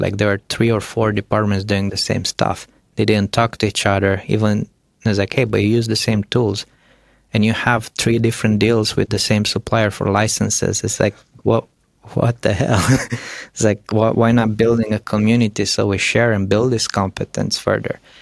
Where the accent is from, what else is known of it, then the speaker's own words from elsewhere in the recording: Romania; moved away; I come from Romania